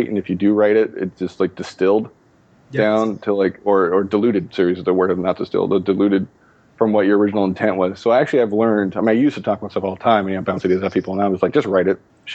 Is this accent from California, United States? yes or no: yes; Los Angeles, California, United States; I grew up in Los Angeles